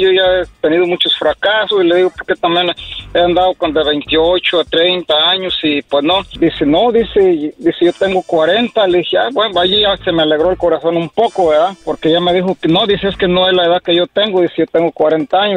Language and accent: Spanish; Apatzingán, Michoacán, Mexico; yo soy de Michoacán, de allá este de Apaxingán, Michoacán